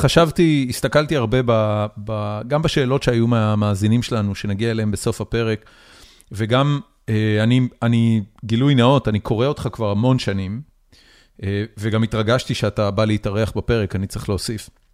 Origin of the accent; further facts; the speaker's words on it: Haifa, Haifa District, Israel; גדלתי בחיפה